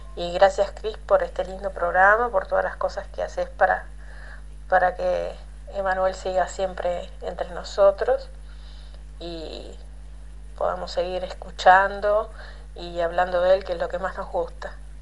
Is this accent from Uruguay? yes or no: yes; Uruguay; soy de Uruguay